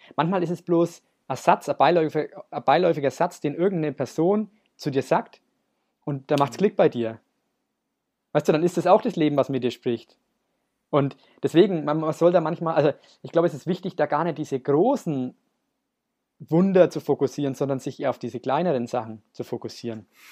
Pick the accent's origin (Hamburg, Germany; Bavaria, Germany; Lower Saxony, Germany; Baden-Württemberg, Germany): Bavaria, Germany; Nuremberg; wir kommen äh, lustigerweise beide aus Nürnberg